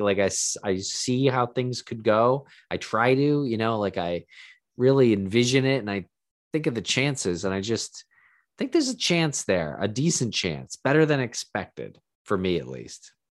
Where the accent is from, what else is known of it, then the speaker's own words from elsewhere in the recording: Boston, Massachusetts, United States; growing up in Boston